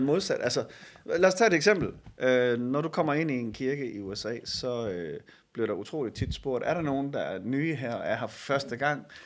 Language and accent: Danish; Denmark; som danskere